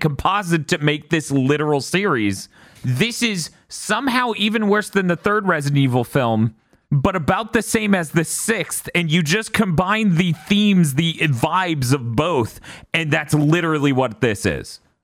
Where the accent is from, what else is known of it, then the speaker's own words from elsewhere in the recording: United States; I'm American